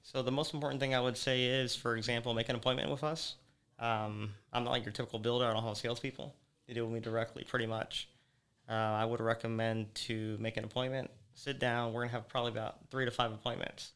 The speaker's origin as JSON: {"language": "English", "town": "Naples", "region": "Florida", "country": "United States", "tie": "born or raised there", "said": "I was born here in Naples"}